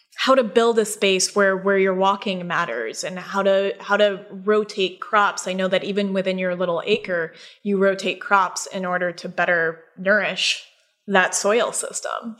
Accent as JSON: {"language": "English", "region": "Colorado", "country": "United States", "moved": "yes", "lives_now": "upstate New York, United States", "said": "we're actually both from Colorado"}